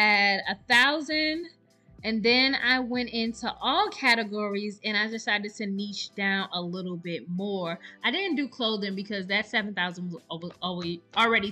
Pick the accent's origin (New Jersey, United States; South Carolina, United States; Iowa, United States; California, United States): South Carolina, United States; now in Texas, United States; I'm from South Carolina